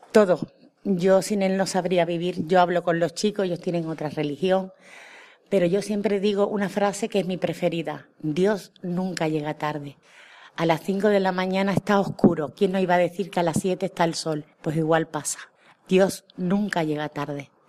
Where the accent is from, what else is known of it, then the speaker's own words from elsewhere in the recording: Cádiz, Andalusia, Spain; Hola, muy buena a todos los oyentes. … soy de Cádiz.